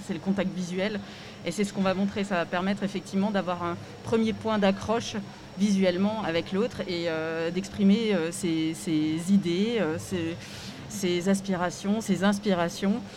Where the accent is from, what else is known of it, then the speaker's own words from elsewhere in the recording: Strasbourg, Grand Est, France; je suis originaire de Strasbourg